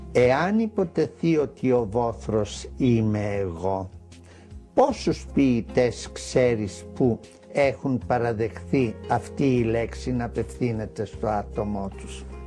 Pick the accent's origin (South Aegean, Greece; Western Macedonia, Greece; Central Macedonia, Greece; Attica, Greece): Central Macedonia, Greece; Thessaloniki; moved away as an adult; now in Athens, Greece; Το 1963 σηκώθηκα και έφυγα από τη Θεσσαλονίκη να κατέβω στην Αθήνα, δηλαδή να πραγματοποιήσω τον εαυτό μου ως μουσικός